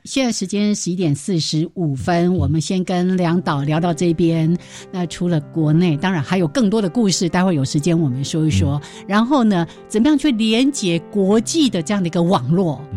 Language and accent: Chinese; Taiwan; 记录我们台湾人